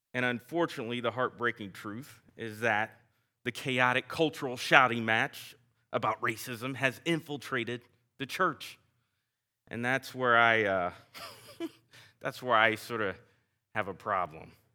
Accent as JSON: {"language": "English", "area": "the South", "region": "Southern United States", "country": "United States", "accent": "Southern", "said": "my Southern accent"}